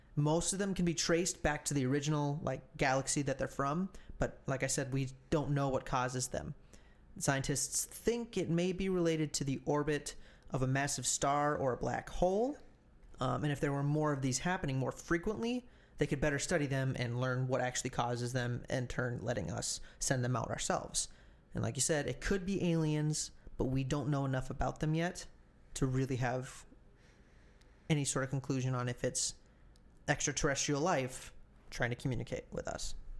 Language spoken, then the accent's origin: English; United States